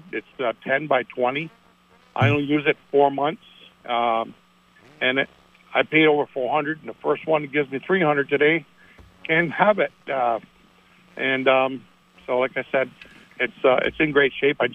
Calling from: Petersburg, United States; this is …. I'm calling from Petersburg.

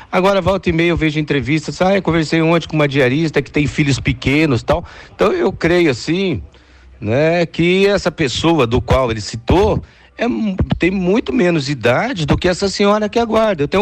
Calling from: Londrina, Paraná, Brazil; eu sou aqui da cidade de Londrina, acompanho direto a programação de vocês.

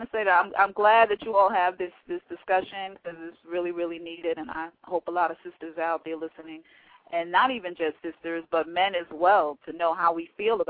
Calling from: Monroe, Georgia, United States; I'm calling from Monroe, Georgia.

